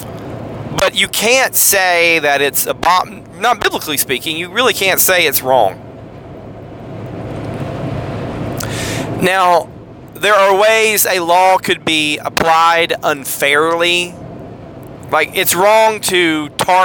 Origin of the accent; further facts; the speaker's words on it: United States; As American Christians